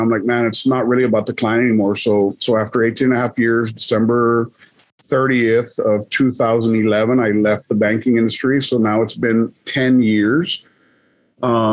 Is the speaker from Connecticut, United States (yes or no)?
no; Laredo, Texas, United States; I never left Laredo because, you know, again, my mom was a single parent